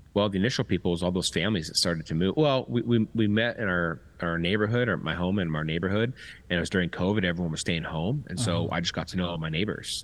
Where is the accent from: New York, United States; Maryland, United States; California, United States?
California, United States; Temecula; moved away as an adult; also born or lived in Long Beach, California; I was born um, in Long Beach, but moved to Temecula when I was five and left when I was 35.